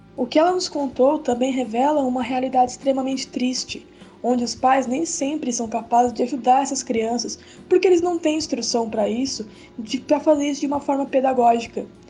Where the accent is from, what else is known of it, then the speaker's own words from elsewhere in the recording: São Paulo, Brazil; eu sou de São Paulo, capital